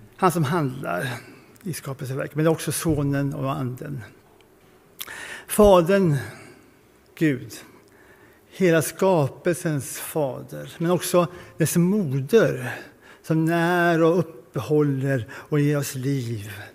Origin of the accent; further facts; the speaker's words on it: Sweden; som svenskar